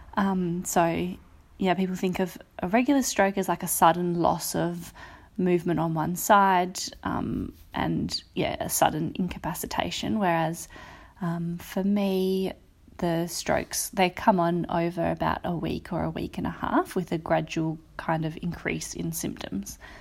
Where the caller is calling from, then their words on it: Perth, Western Australia, Australia; I'm calling from Perth in, um, W A on Wadjak Country